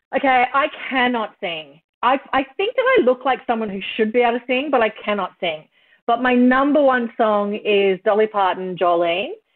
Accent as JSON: {"language": "English", "town": "Kingaroy", "region": "Queensland", "country": "Australia", "said": "I'm from Kingaroy in country Queensland."}